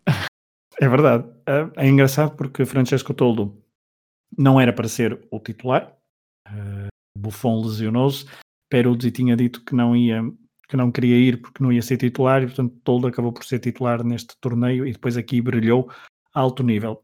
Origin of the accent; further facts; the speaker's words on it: Portugal; nos diz muito enquanto portugueses